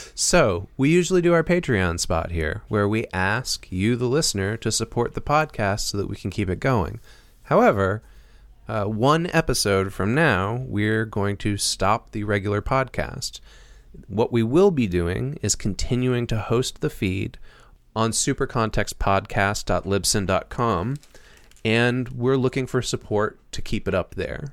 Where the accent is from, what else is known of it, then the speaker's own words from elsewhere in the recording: Massachusetts, United States; moved away; I'm from Massachusetts, and, uh, my family lives in Northampton, Massachusetts.